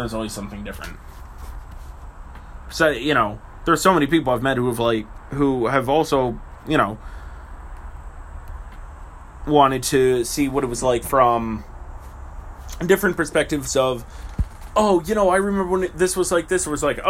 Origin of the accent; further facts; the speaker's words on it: Brantford, Ontario, Canada; the street I grew up on in Brantford